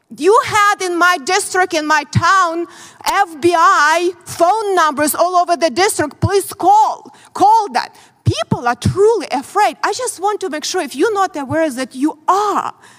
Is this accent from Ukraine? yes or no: yes; Ukraine; English is a second language; moved away as an adult; now in United States; I grew up in very similar country, Ukraine now